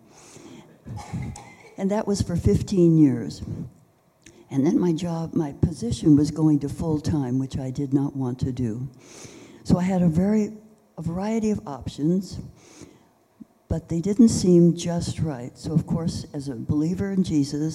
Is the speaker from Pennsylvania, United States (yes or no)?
no; San Francisco, California, United States; I was born in San Francisco, went to medical school in Southern California